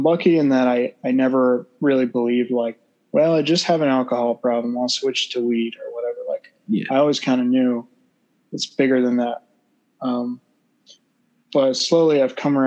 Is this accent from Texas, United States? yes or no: yes; Texas, United States; I was born in Texas